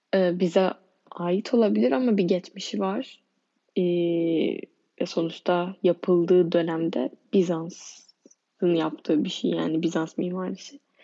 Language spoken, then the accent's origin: Turkish; Turkey